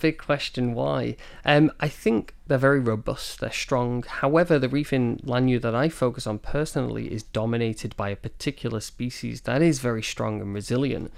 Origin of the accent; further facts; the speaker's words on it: Manchester, North West England, United Kingdom; moved away as an adult; also born or lived in Scotland; now in Taiwan; I'm originally from the U K. I'm from Manchester in the, in the north of England